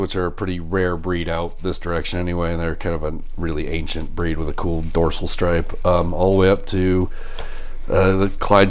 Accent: Colorado, United States; born or raised there; also born or lived in Kentucky

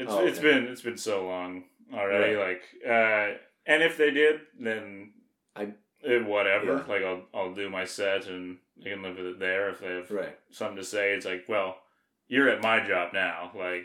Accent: Alberta, Canada; I'm from Alberta, yeah.

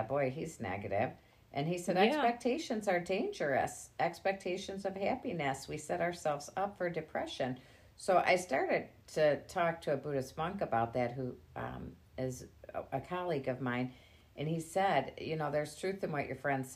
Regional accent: Grosse Pointe Woods, Michigan, United States; I was raised in Grosse Pointe Woods.

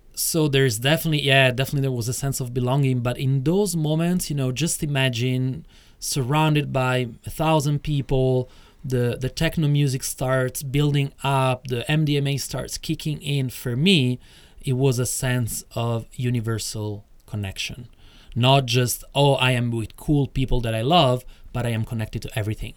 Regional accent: Rome, Lazio, Italy; moved away as an adult; also born or lived in Acquapendente; I grew up in Rome, etc., etc., until I was 24

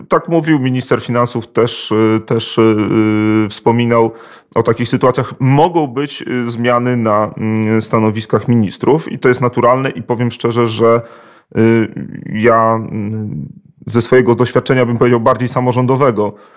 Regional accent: Biała Podlaska, Lublin Voivodeship, Poland; moje rodzinne miasto Biała Podlaska

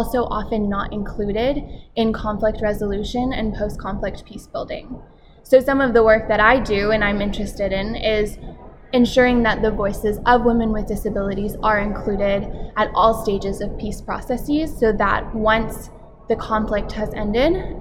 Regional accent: Washington, District of Columbia, United States; I am from Washington, D.C. in the United States, and I work for Women Enabled International

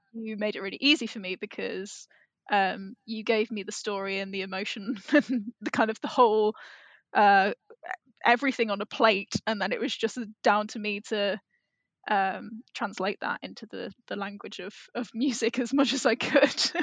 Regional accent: England, United Kingdom; if you grow up in England

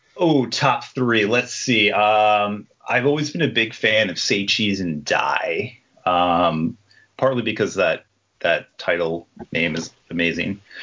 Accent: Toms River, New Jersey, United States; I grew up in Toms River, New Jersey, which is right on the Jersey Shore

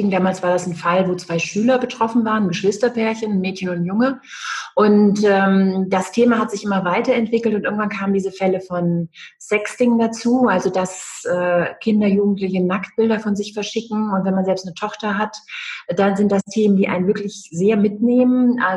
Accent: Düsseldorf, North Rhine-Westphalia, Germany; moved away as an adult; also born or lived in Trier; now in Rostock, Germany; bin äh, aus, ursprünglich aus Düsseldorf. Ich bin in Düsseldorf geboren und ähm, habe dann in Düsseldorf eine Banklehre gemacht, bin dann zum Studium nach Trier

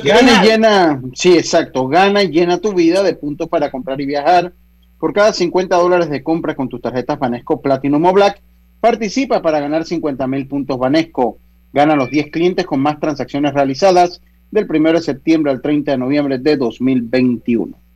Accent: Las Tablas, Los Santos, Panama; yo estoy acá hoy en mi tierrita bella y hermosa en la provincia de Los Santos, en la ciudad de Las Tablas

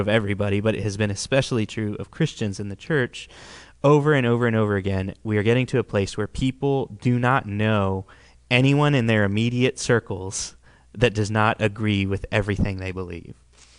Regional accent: Uruguay; born there; parents, they were missionaries in the country of Uruguay in South America, which is where I was born. I was born in Uruguay.

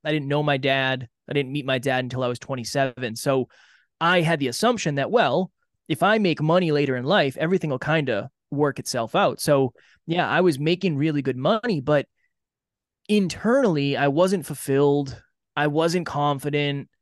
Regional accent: Uxbridge, Massachusetts, United States; I grew up in a small town in Massachusetts, Uxbridge, Massachusetts.

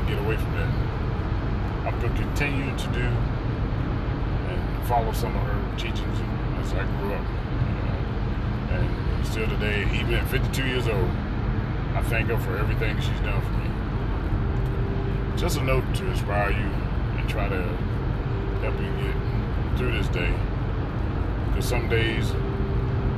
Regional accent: the South, United States; moved away; also born or lived in the North (US); I grew up in the South

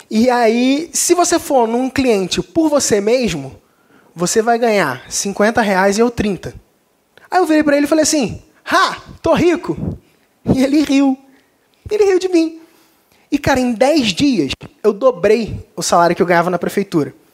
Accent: Cabo Frio, Rio de Janeiro, Brazil; sou de Cabo Frio, não sei se alguém percebeu, não tenho sotaque, mas é, sou do Rio de Janeiro.

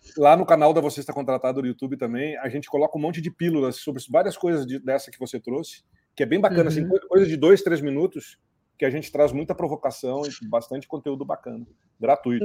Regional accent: Cruz Alta, Rio Grande do Sul, Brazil; also born or lived in Porto Alegre / Rio de Janeiro; now in São Paulo, Brazil; eu nasci lá em Cruz Alta. É, de Cruz Alta fui para Porto Alegre, de Porto Alegre vim parar em São Paulo e nos últimos 22 anos estou aí entre São Paulo e Rio

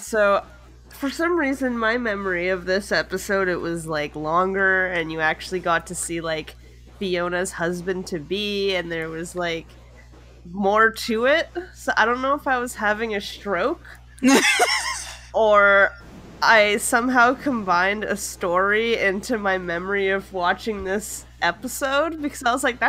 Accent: Canada; as a Canadian who has lived in cold places.

